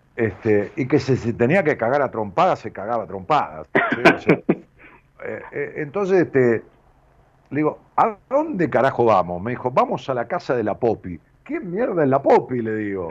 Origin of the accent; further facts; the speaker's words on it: Ramos Mejía, Buenos Aires, Argentina; now in Buenos Aires, Argentina; en mi pueblo, allá en Robo Mejía